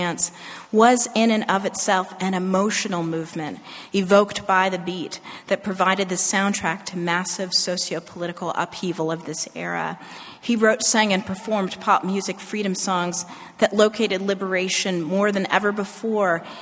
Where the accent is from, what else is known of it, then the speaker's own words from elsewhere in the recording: Northern California, United States; a post-civil rights teenager, just revealed my age, growing up in Northern California